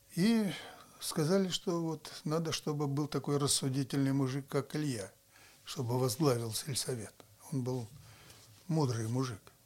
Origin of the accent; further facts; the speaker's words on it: Murmansk, Murmansk Oblast, Russia; Когда я родился, то здесь в Мурманске